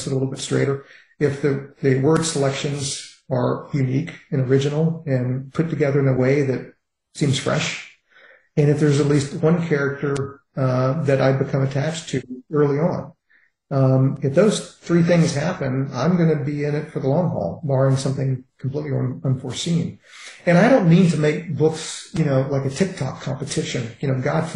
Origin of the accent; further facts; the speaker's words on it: Richmond, Virginia, United States; when I grew up in Richmond, Virginia, in a heavily racist, heavily segregated society